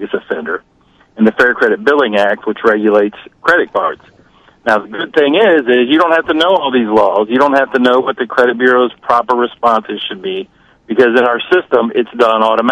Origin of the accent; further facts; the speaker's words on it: Washington, District of Columbia, United States; I'm from the Washington, D.C. area